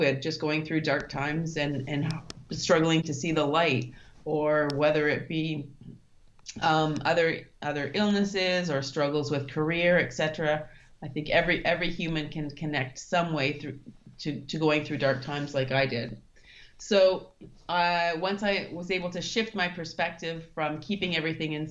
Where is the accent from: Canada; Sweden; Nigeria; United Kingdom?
Canada; Thunder Bay, Ontario; moved away as an adult; also born or lived in Germany / Singapore / Russia; now in Kathmandu, Nepal; I'm originally from Thunder Bay